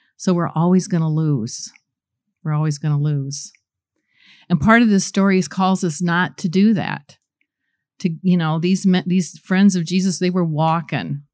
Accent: Goshen, Indiana, United States; also born or lived in New Paris; I grew up in Goshen and, um, New Paris, not very far away, and very little small community.

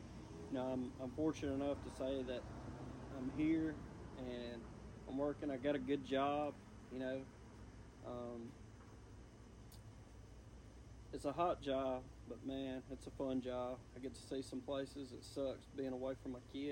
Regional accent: Blue Springs, Mississippi, United States; A lot of y'all know I grew up in Blue Springs, Mississippi

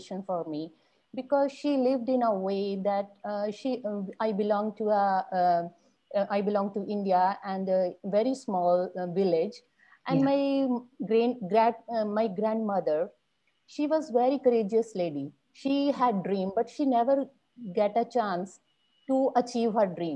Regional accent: Bacolod, Negros Island Region, Philippines; Bacolod city. That is the city I belong to. I live here. That is my hometown

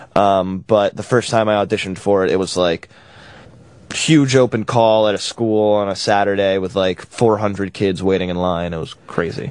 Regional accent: New York, United States; now in Los Angeles, United States; I'm from New York, and um, I've been out in LA for a little while

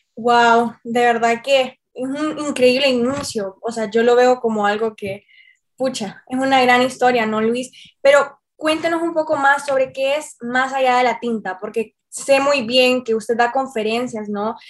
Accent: Tegucigalpa, Francisco Morazán, Honduras; Marcia y yo somos capitalinas.

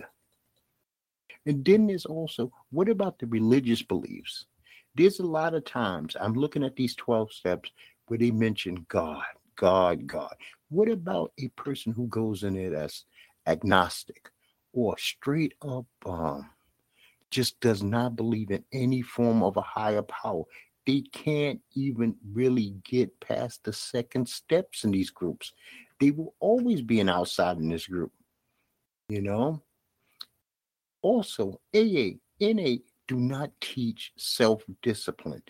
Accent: New York City, New York, United States; accent: Brooklyn accent; I'm from Bed-Stuy, Brooklyn

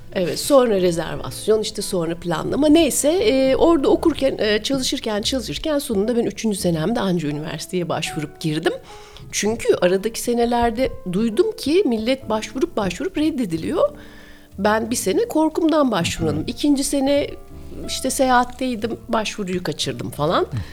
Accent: Istanbul, Turkey; moved away as an adult; also born or lived in Vienna, Austria; İstanbulluyum ben. İstanbul'da doğdum, büyüdüm Gümüşsuyu'nda.

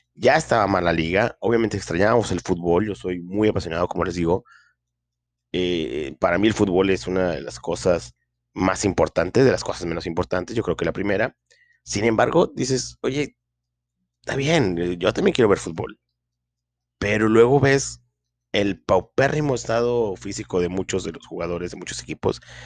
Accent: Linares, Nuevo León, Mexico; aquí en mi pueblo, Linares, Nuevo León

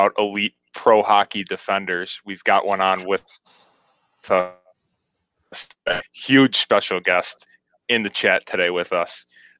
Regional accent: Rochester, New York, United States; I grew up in Rochester. Actually, my dad's from Western PA.

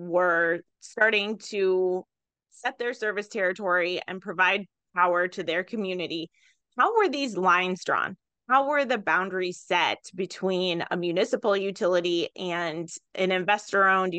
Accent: Wisconsin Rapids, Wisconsin, United States; I'm from Wisconsin Rapids, which is a municipally served community.

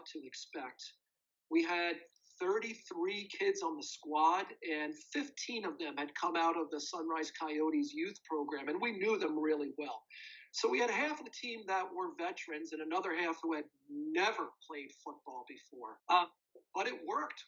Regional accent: upstate New York, United States; moved away as an adult; also born or lived in Birmingham, England / Korea; now in Winnipeg, Canada; I'm an American, and I played high school football in upstate New York

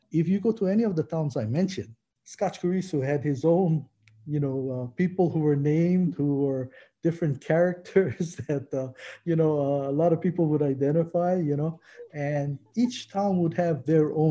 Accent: Honoka'a, Hawaii, United States; I was born and raised in Honoka'a. I attended Honoka'a High School, you know, graduated in 1971.

